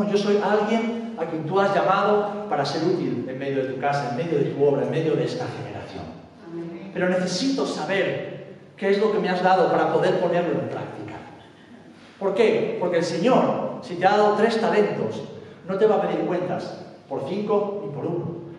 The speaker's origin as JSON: {"language": "Spanish", "country": "Spain", "said": "vengo de España"}